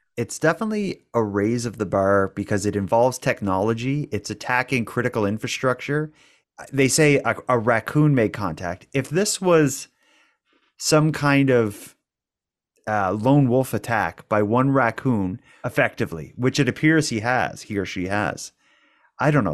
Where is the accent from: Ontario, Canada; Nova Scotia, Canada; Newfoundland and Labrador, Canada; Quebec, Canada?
Nova Scotia, Canada; Cape Breton; accent: Cape Breton; we're from Cape Breton. We're from a place that has, uh, it's known for having a bit of an accent